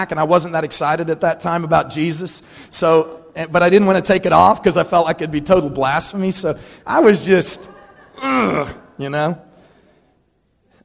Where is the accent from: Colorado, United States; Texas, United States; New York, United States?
Texas, United States; Dallas; When I grew up in Dallas, Texas, I was by no means poor, but I did go to a high school there that was all about status.